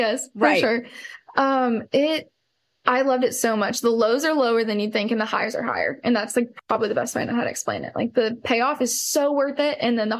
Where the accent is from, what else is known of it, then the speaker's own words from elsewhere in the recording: Columbia, Missouri, United States; moved away; It was in Columbia, Missouri. It's where I'm from originally.